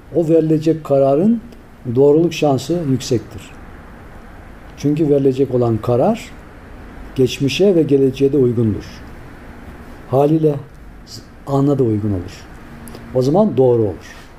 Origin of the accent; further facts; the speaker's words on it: Tavşanlı, Kütahya, Turkey; moved away; biz çocukken Kütahya'nın tavşanlı kazası.